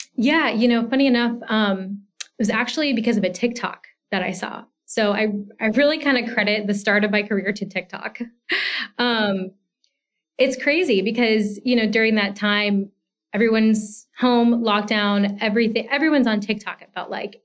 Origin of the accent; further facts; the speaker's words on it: Georgia, United States; moved away as an adult; also born or lived in Washington, D.C. area; I grew up in Georgia and I went to the University of Georgia